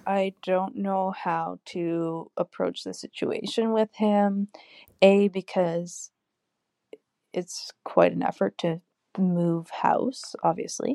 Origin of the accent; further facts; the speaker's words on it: Canada; I'm from Canada